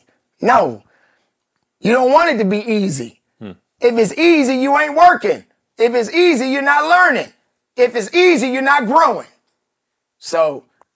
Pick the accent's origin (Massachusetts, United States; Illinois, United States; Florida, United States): Illinois, United States; Chicago; I'm from Chicago